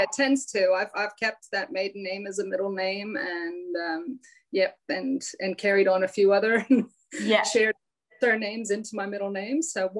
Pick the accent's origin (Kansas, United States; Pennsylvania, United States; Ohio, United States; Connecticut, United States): Pennsylvania, United States; accent: hybrid accent; So I'm from the East Coast of the US, outside of Philadelphia, but I've been here a long time. So yeah, I have this hybrid accent